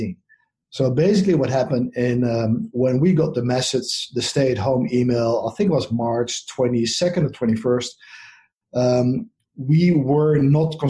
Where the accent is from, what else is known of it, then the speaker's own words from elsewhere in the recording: Netherlands; accent: Dutch; moved away as an adult; now in United States; My accent is from the Netherlands, so I moved here about 10 years ago.